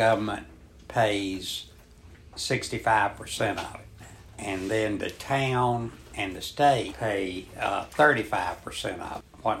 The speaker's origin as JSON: {"language": "English", "town": "Surf City", "region": "North Carolina", "country": "United States", "said": "From Surf City."}